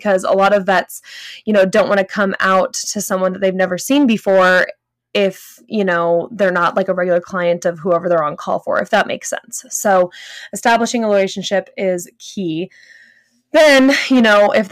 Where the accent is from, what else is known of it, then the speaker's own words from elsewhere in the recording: Los Angeles, California, United States; now in Northern Colorado, United States; Growing up in Southern California, Northern LA area